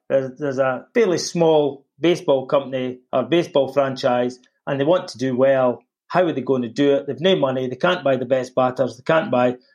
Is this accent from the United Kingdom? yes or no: yes; Scotland, United Kingdom; Being a Scotsman, it was